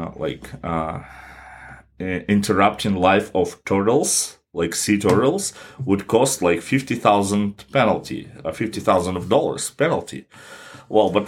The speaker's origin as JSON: {"language": "English", "country": "Kazakhstan", "said": "my church, my home country"}